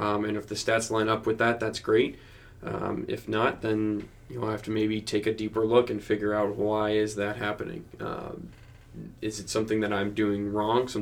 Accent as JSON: {"language": "English", "region": "New Jersey", "country": "United States", "tie": "born or raised there", "said": "I grew up in New Jersey"}